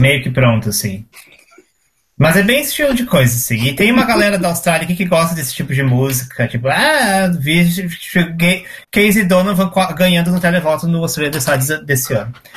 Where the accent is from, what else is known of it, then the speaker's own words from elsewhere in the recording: Porto Alegre, Rio Grande do Sul, Brazil; moved away; eu morava em Porto Alegre, eu sou de Porto Alegre